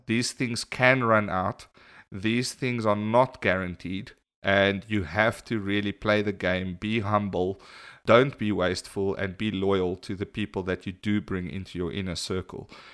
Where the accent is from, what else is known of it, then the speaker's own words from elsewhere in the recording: South Africa; we're from South Africa